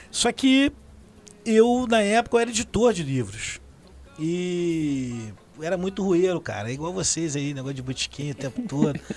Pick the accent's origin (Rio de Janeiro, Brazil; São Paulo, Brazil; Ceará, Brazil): Rio de Janeiro, Brazil; also born or lived in Jacarepaguá / Campinho; Eu sou do subúrbio ali de Irajá, cria de Vista Alegre. Mas eu voei muito, assim, pelo, pela cidade, né? Meus pais de 3 e 3 anos se mudavam.